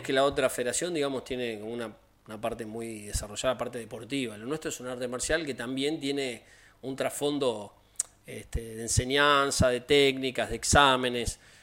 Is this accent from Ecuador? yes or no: no; Argentina